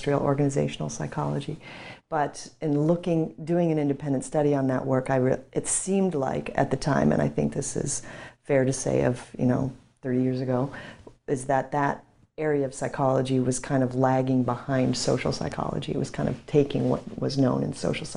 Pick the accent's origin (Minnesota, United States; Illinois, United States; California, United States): Minnesota, United States; I grew up in Minnesota in a very stoic Nordic household